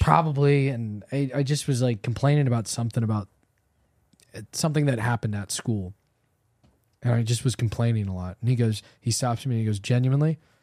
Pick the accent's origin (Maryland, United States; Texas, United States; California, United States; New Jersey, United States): California, United States; Southern; Growing up in Southern California, like we both did